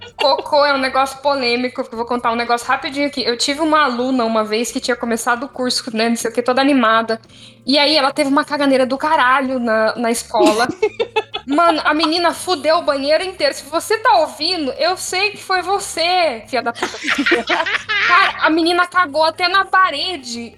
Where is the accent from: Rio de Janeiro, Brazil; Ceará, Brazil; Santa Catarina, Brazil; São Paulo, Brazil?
São Paulo, Brazil; moved away; eu sou de São Paulo